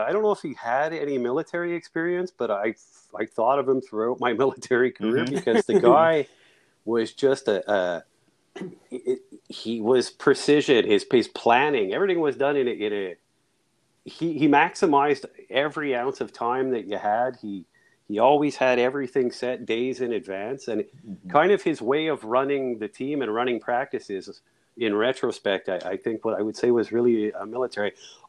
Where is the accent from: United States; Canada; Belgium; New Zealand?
Canada; Greenfield Park, Quebec; Wow, it was just a really vibrant community. Everybody knew each other. You know, like I went to Royal George Elementary School, the elementary school my mom and dad and all my aunts and uncles and my cousins went to.